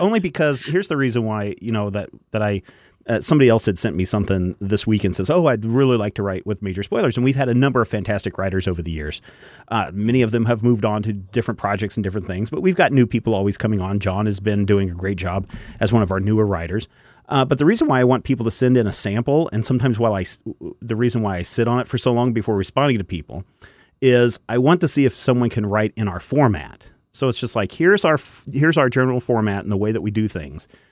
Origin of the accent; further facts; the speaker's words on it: Kansas, United States; we're all from Kansas